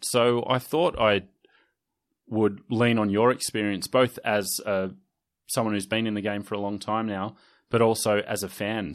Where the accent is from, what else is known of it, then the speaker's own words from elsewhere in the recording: Sydney, New South Wales, Australia; I certainly felt that snobbery growing up in the Inner West